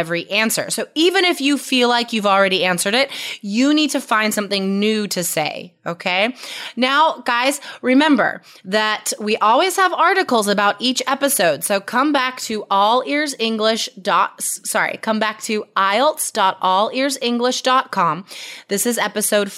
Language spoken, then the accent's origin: English; United States; now in Portland, United States; I'm an American or I live in Portland, Oregon